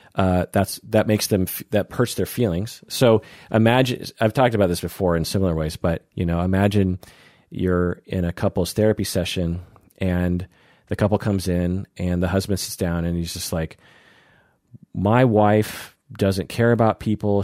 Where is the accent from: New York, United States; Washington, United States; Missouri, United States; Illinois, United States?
Washington, United States; Seattle; I grew up in Seattle